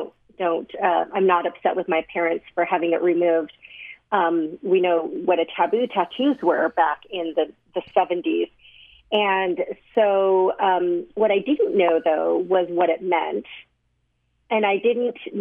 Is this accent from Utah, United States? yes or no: yes; Sandy, Utah, United States; I was 3 years old when I was adopted, and I was raised in Utah. So I was adopted by a family that lived at the time in Sandy, Utah, and grew up here